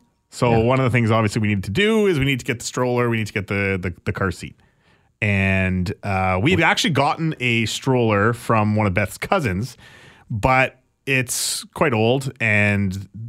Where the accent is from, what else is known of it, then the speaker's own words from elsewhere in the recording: Alberta, Canada; Because I'm from Alberta and it's funny that we have to cheer for them.